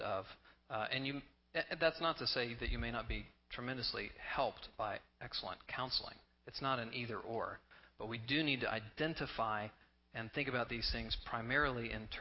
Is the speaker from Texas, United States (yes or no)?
yes; Texas, United States; I grew up in Texas